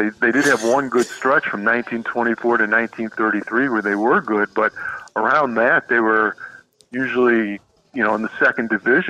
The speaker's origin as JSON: {"language": "English", "town": "Chicago", "region": "Illinois", "country": "United States", "tie": "born or raised there", "moved": "yes", "said": "I grew up in Chicago, so I was a Cubs fan"}